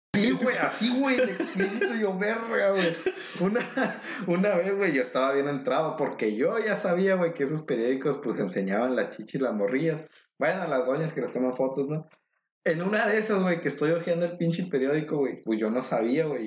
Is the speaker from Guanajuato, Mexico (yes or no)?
no; State of Mexico, Mexico; moved away; yo soy del Estado de México